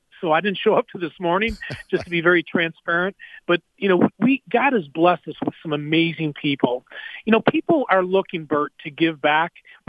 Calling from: Amory, Mississippi, United States; I'm calling in from Amory, Mississippi.

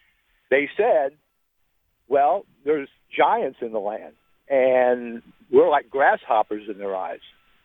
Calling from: Crossroads, Mississippi, United States; Crossroads, Mississippi, outside of Poplarville.

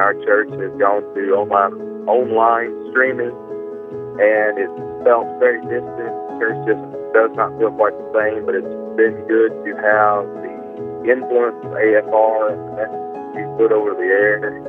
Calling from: Tennessee, United States; I'm calling from Tennessee.

